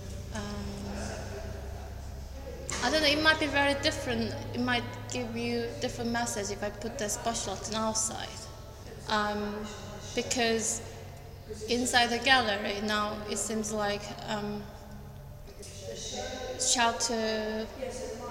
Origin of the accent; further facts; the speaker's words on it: South Korea; moved away as an adult; now in United Kingdom; I'm originally from Korea, and then I live here in UK for 5 years.